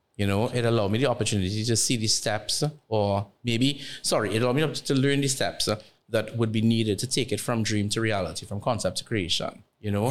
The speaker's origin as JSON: {"language": "English", "town": "Barataria", "region": "San Juan–Laventille", "country": "Trinidad & Tobago", "said": "chubby brown skin boy from Barataria"}